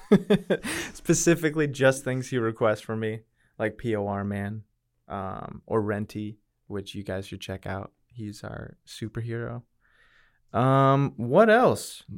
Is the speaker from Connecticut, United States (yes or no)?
yes; New Britain, Connecticut, United States; moved away as an adult; now in Texas, United States; grew up in Connecticut, went for my first semester of college at the University of Connecticut